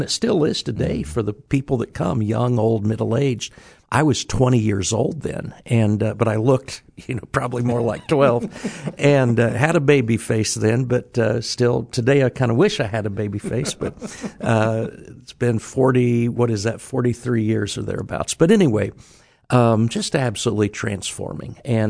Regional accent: Indiana, United States; But I was from Indiana, and I've got a Bulldog sweatshirt on.

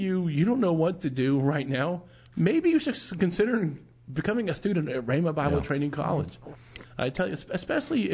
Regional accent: United States; we, as you know, United States of America citizens

